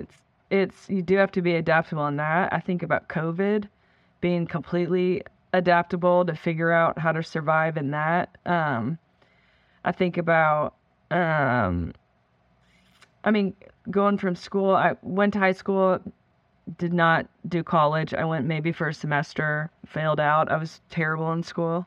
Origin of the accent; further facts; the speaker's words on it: Florida, United States; also born or lived in Canada; we moved actually from Canada to Florida when I was in third grade.